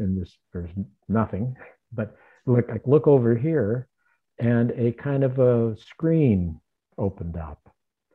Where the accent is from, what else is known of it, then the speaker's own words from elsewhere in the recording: Southern California, United States; moved away; also born or lived in New York / Arizona; I'm from Southern California